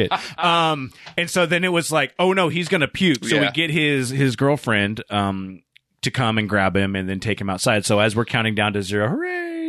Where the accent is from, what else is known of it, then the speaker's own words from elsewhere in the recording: Tacoma, Washington, United States; we're all from Tacoma.